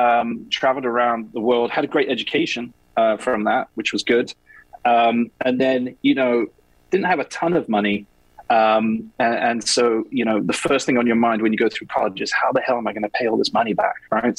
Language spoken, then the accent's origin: English; England, United Kingdom; now in New York, United States; You know, I'm English, as you can probably hear. I live here in New York, married to an American woman.